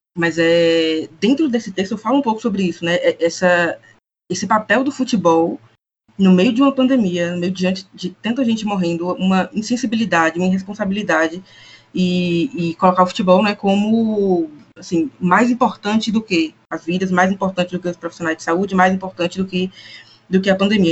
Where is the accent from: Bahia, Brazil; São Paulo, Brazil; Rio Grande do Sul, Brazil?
Bahia, Brazil; interior of; sou do interior da Bahia